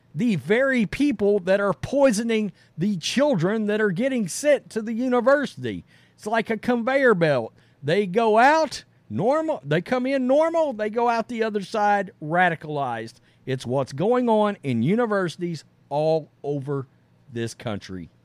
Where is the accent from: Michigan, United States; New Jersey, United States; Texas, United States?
Texas, United States; I'm from Texas